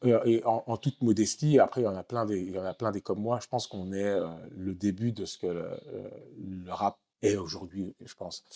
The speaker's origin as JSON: {"language": "French", "town": "Waterloo", "region": "Wallonia", "country": "Belgium", "tie": "born or raised there", "also_born_or_lived": "Congo / Kinshasa", "moved": "as an adult", "lives_now": "Marrakech, Morocco", "said": "James Dino, avec qui j'ai grandi à Waterloo"}